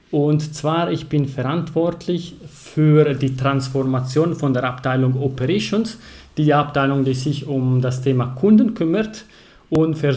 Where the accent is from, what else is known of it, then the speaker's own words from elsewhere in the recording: Ticino, Switzerland; German is a second language; ich komme aus Kanton Tessin. Das hört ihr gleich von meiner Stimme, von meiner Sprache